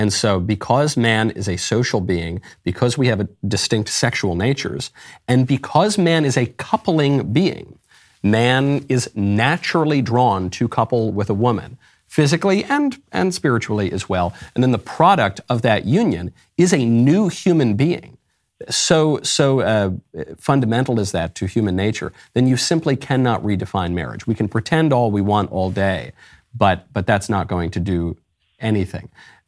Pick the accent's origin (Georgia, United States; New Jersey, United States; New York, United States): New York, United States; also born or lived in Los Angeles; I'm from New York. I went to the gayest university in the United States, if not the world. I lived in Los Angeles, surrounded by a bunch of show business weirdos.